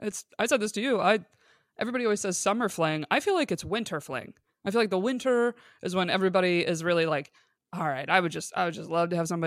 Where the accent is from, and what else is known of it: Binghamton, New York, United States; born or raised there; now in Los Angeles, United States